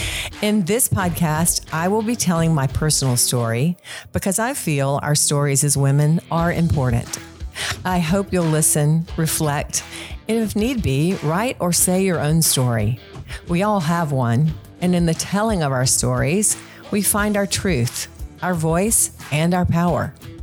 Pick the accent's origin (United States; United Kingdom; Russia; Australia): United States; Concord, North Carolina; Well, Concord, as you all know, is about 45 minutes north of Charlotte. It's a small community. It was even smaller when I grew up there.